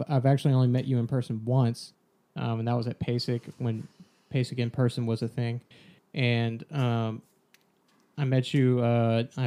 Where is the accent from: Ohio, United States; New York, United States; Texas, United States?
Texas, United States; growing up in Texas where there's a prominent extracurricular structure